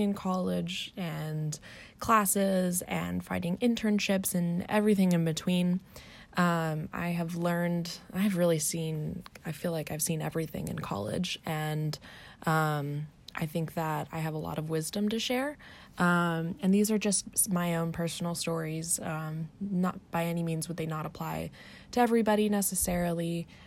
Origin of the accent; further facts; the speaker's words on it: Arlington, Virginia, United States; moved away as an adult; also born or lived in Washington, D.C.; now in Orange County, California, United States; I grew up in Arlington, Virginia, um, just outside of Washington, D.C.